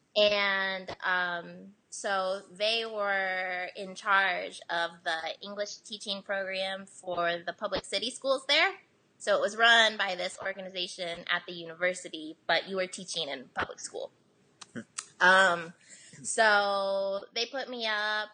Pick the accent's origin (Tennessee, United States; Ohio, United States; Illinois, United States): Ohio, United States; also born or lived in South Korea; now in Nashville, United States; I was born here, but I was raised in America, and like I don't speak Korean